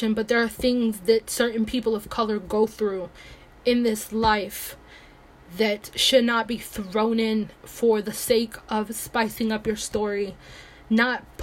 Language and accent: English; Nigeria; now in United States; I am Nigerian. I am not American. I just live in America.